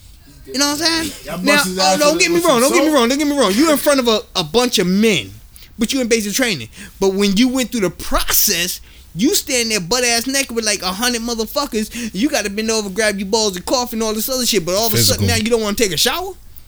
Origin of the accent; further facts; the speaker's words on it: New York, United States; I'm from New York. I don't believe shit unless I see it.